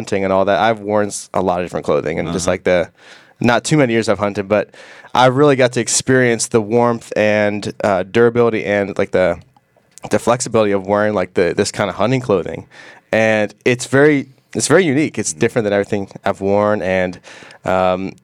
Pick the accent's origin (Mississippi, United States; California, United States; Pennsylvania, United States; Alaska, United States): Pennsylvania, United States; moved away as an adult; now in Tennessee, United States; I grew up in Pennsylvania. I moved down here and got connected with THLETE Outdoors